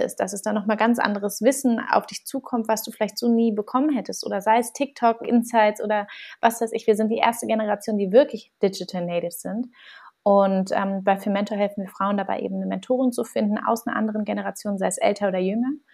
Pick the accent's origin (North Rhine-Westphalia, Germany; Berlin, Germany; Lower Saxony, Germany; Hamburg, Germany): Berlin, Germany; ich bin, wie gesagt, gebürtige Berlinerin, bin hier groß geworden